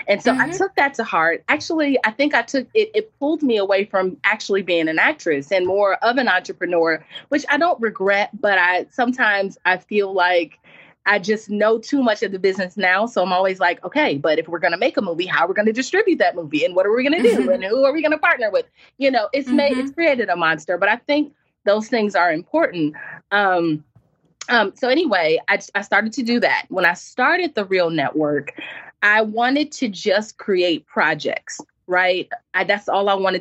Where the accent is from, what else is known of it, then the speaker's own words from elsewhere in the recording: New Orleans, Louisiana, United States; moved away as an adult; now in Los Angeles, United States; I moved to Los Angeles right after Hurricane Katrina. I'm from New Orleans.